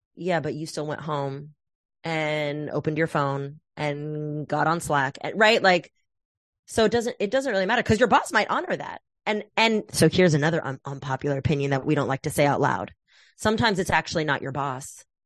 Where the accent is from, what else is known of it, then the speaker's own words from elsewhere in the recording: Oakland, California, United States; moved away; also born or lived in New York; I was raised in the Bay Area